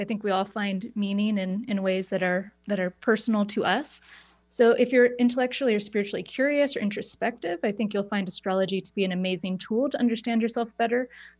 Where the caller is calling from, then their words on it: Portland, Oregon, United States; I'm in Portland, Oregon, so not too far.